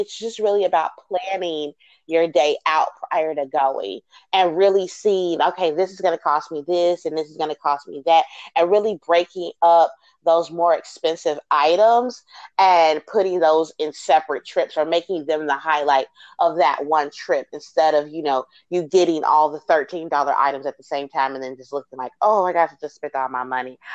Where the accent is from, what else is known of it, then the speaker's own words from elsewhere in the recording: Chicago, Illinois, United States; moved away; I'm originally from Chicago